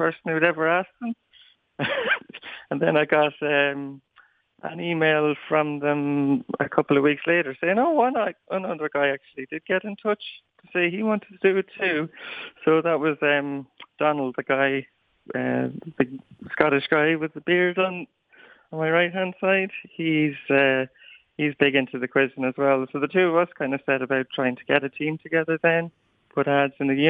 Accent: Clonroche, Leinster, Ireland; I'm fairly confident I'm the first from Clonroche, but I'm sure about County Wexford

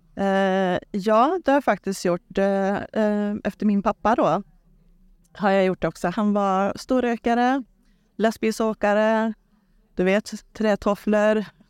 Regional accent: Trollhättan, Västra Götaland, Sweden; född och uppvuxen i Trollhättan så jag bor där

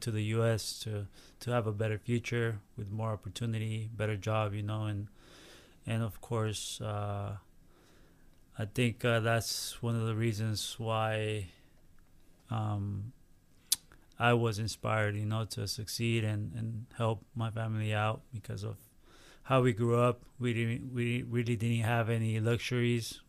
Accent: San Diego, California, United States; moved away; also born or lived in Tijuana, Mexico / Mexico City, Mexico; I will go back to San Diego, which is my hometown.

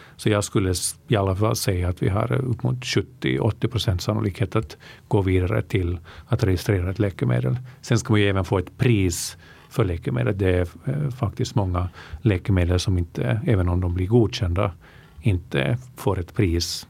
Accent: Helsinki, Uusimaa, Finland; moved away as an adult; also born or lived in Vaasa, Finland; now in Stockholm, Sweden; jag är uppvuxen i Finland, eh, född i Vasa. Mitt medvet medvetna liv i Finland eh, spenderade jag mest i Helsingfors

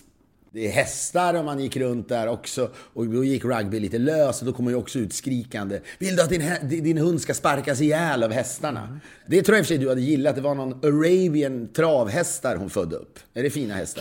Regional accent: Sweden; now in United States; som svensk kreatör

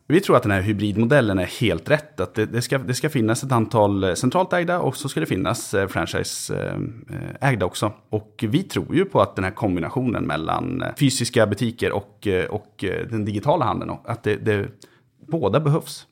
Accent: Köping, Västmanland, Sweden; moved away; jag har inte varit hemma i Köping på nästan två år

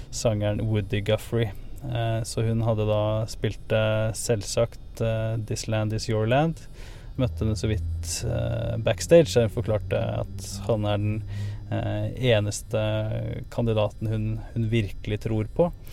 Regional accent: Norway; moved away; når jeg var hjemme i Norge noen, noen uker

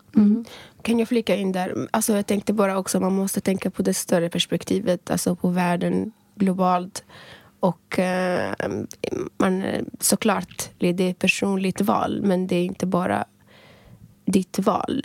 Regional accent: Libya; moved away as an adult; now in Sweden; jag är född och uppvuxen i Libyen

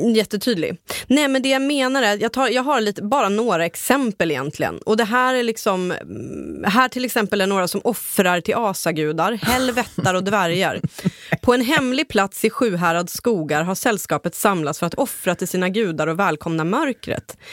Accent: Ångermanland, Sweden; jag kommer själv från Ångermanland

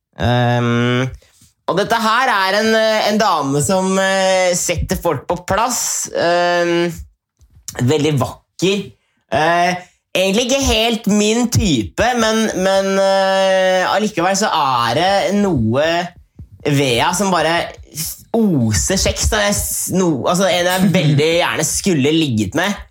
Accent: Norway; now in Sweden; folk hjemme i Norge

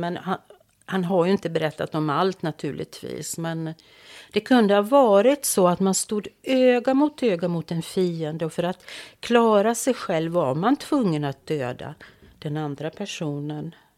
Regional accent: Finland; mitt hemland.

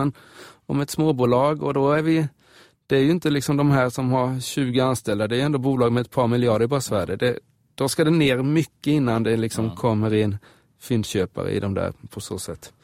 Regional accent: Småland, Sweden; moved away; mina hemtrakter där i Småland

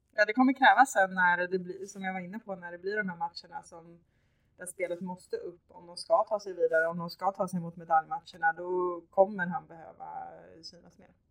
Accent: Växjö, Kronoberg County, Sweden; also born or lived in Östersund; jag var från Växjö.

